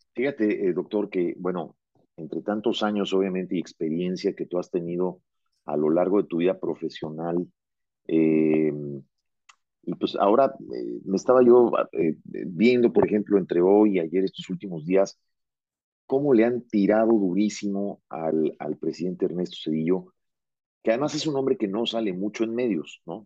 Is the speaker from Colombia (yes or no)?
no; Mexico; moved away as an adult; also born or lived in South America; yo me fui de México en el año 95 a vivir a Sudamérica por una oferta de trabajo